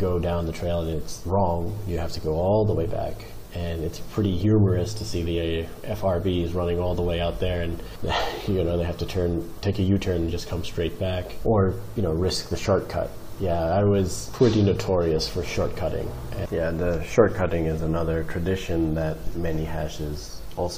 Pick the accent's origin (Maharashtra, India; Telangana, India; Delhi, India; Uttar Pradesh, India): Telangana, India; Hyderabad; also born or lived in Manila; I grew up in Hyderabad and my father, Digit, was the founder of the Hyderabad hash